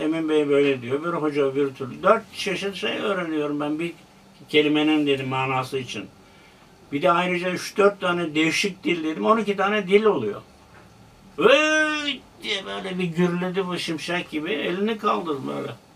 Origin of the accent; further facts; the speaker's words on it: Denizli, Turkey; moved away as an adult; also born or lived in Ankara; now in Istanbul, Turkey; Orada okuduk. Ortaokul okudum. Sonra liseye gittim Denizli'de